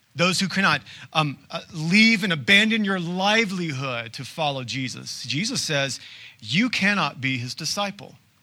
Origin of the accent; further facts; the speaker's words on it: United States; as modern-day Americans